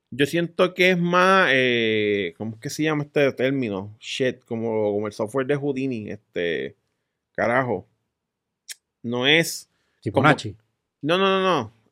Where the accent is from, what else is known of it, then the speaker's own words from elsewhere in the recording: United States; Spanish is a second language; Pero el tipo es de China y yo soy de US.